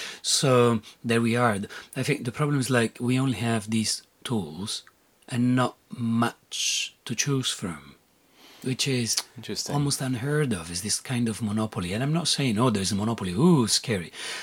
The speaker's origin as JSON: {"language": "English", "town": "Rome", "region": "Lazio", "country": "Italy", "tie": "born there", "said": "So I was born in Italy, and they're like, when you're born in Italy, usually you're Catholic by definition. When you're born in Rome, you're Catholic by definition."}